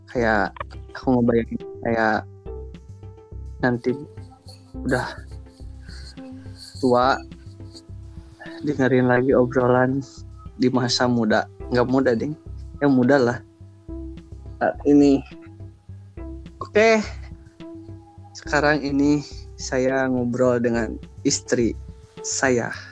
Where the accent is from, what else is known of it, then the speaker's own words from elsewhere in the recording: Garut, West Java, Indonesia; born there; aku lahir di Garut.